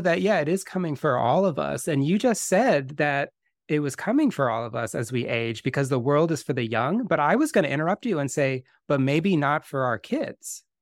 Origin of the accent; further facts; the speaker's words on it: Bay Area, California, United States; I grew up in the Bay Area as well